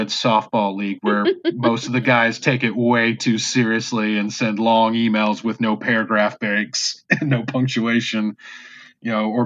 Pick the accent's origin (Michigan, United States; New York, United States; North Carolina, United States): North Carolina, United States; born or raised there; accent: southern; moved away